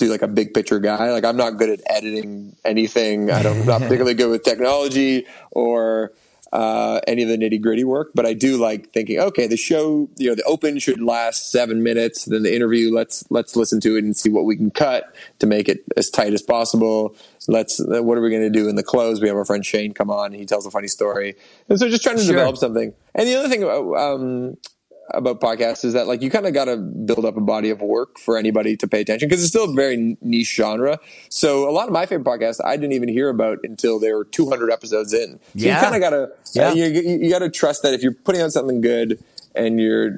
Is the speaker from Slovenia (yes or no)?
no; Toronto, Ontario, Canada; moved away as an adult; now in Hamilton, Canada; I live in Hamilton, downtown Hamilton. I grew up in Toronto, but I went to school at McMaster, so I just ended up staying here